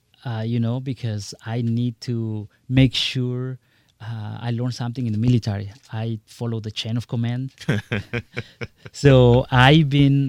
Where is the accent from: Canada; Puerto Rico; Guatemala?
Guatemala; English is a second language; now in United States; Absolutely. Very proudly, I came from Guatemala. I arrived here in this great country, learned the language, merged into the culture, adjusted into the system.